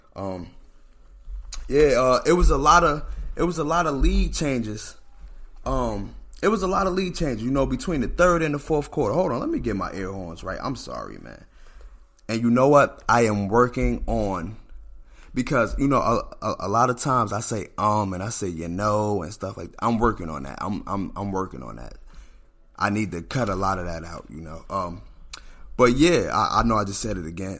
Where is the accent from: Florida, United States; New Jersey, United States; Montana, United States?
New Jersey, United States; I'm from New Jersey